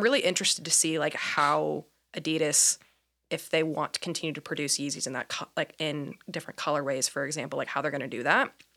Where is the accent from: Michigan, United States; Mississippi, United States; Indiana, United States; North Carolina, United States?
Indiana, United States; moved away as an adult; also born or lived in Myrtle Beach, South Carolina; now in Portland, United States; born and raised in Indiana